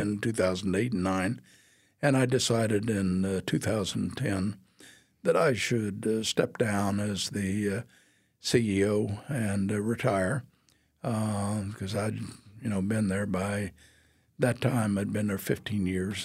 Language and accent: English; Atchison, Kansas, United States; moved away; my hometown of Atchison, Kansas, uh, fifty miles away